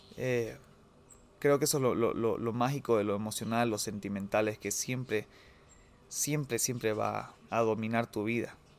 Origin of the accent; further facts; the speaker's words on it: Bolivia; soy boliviano, soy boliviano